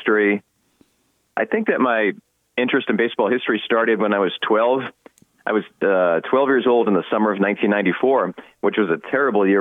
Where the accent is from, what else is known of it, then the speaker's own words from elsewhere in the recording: New England, United States; also born or lived in Concord, New Hampshire; now in El Paso, United States; I was growing up in New England